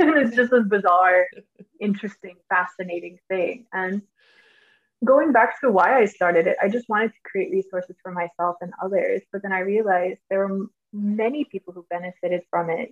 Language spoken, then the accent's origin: English; Georgia, United States; first language English; moved away; growing up in Georgia, we had a large uh, Hispanic population.